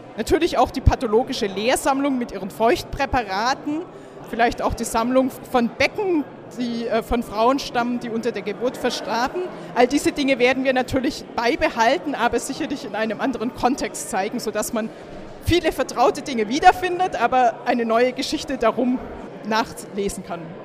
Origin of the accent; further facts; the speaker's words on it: Swabia, Germany; moved away as an adult; now in Kiel, Germany; ich komme aus Schwaben